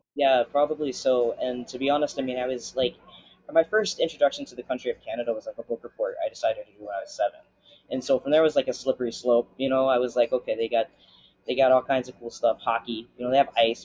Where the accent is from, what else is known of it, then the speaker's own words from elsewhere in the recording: Florida, United States; also born or lived in Jacksonville; I'm from Florida